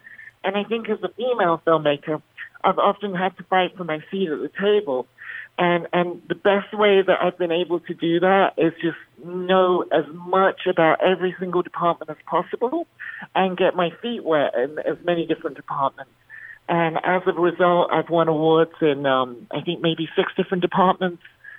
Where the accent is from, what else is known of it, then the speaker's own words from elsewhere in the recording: Bahrain; You know, I grew up in the Middle East in Bahrain, where I was in the minority.